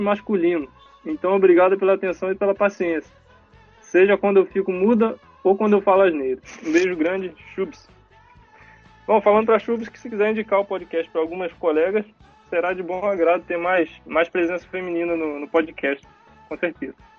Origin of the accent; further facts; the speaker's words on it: Cabo Frio, Rio de Janeiro, Brazil; eu sou de Cabo Frio